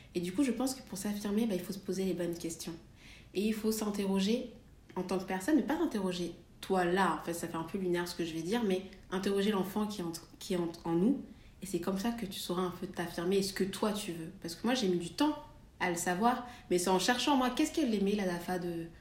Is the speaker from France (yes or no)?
yes; Valence, Auvergne-Rhône-Alpes, France; now in Paris, France; je, viens de Valence